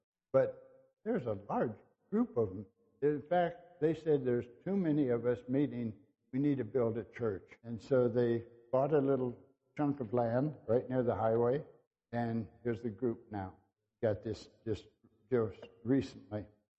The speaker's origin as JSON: {"language": "English", "country": "Brazil", "tie": "born or raised there", "said": "because I've been so many places, I grew up in Brazil"}